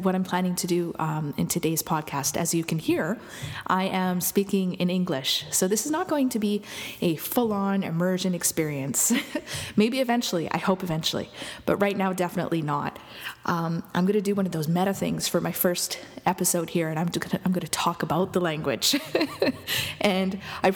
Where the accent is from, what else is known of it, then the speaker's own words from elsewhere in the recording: Lac Sainte Anne, Alberta, Canada; now in Montreal, Canada; I'm Métis from Lac Saint Anne, Alberta, although I'm living here in Montreal right now